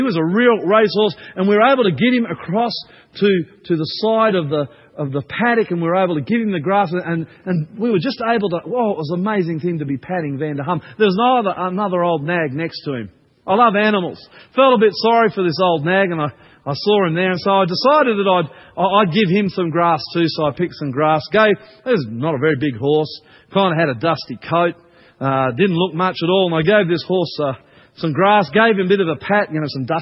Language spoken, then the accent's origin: English; Australia; also born or lived in New Zealand; I'm Australian, not a New Zealander